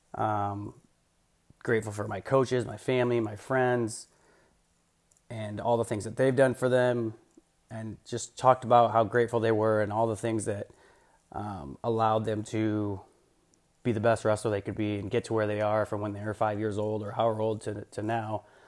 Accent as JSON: {"language": "English", "region": "Iowa", "country": "United States", "tie": "born or raised there", "said": "I'm obviously an, an Iowa Hawkeye guy, growing up in Iowa"}